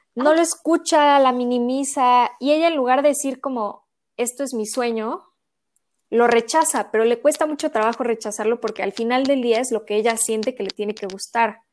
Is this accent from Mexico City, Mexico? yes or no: yes; Mexico City, Mexico; yo soy de la Ciudad de México